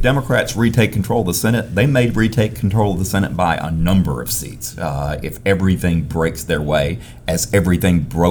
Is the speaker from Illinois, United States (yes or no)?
no; Tennessee, United States; Tennessee, my home state